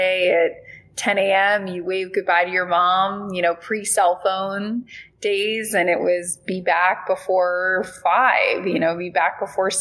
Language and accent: English; West Palm Beach, Florida, United States; I grew up in West Palm Beach